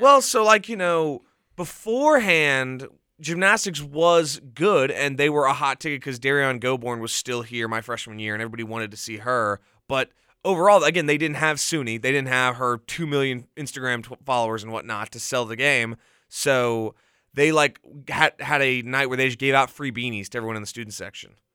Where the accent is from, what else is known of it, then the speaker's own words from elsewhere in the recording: Mobile, Alabama, United States; moved away as an adult; now in Auburn, United States; I'm from Mobile